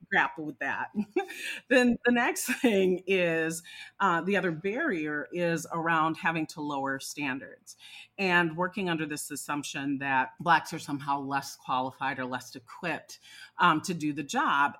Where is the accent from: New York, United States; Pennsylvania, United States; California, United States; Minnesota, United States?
Minnesota, United States; my home state of Minnesota.